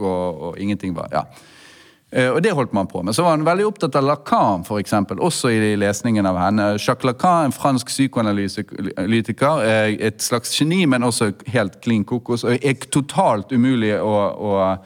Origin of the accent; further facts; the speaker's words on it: Bergen, Vestland, Norway; som bergenser